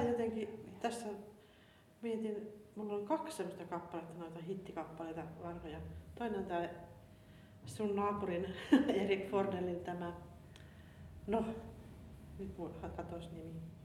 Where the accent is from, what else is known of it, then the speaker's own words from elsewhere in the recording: Kaustinen, Central Ostrobothnia, Finland; kun PH muutti Kaustaselle, niin hän muutti samaan kylään kuin mistä mä kotoisin